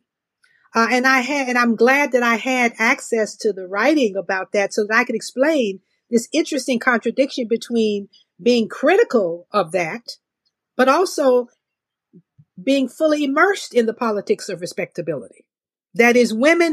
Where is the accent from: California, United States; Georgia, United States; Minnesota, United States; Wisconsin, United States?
Georgia, United States; Augusta; moved away; also born or lived in Mississippi; I'm born and raised in Georgia.